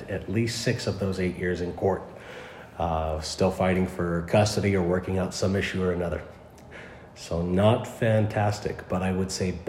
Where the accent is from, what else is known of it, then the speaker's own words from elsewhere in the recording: California, United States; California originally.